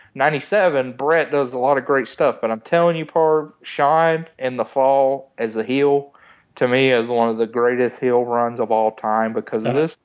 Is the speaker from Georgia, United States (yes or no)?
yes; Georgia, United States; growing up in Georgia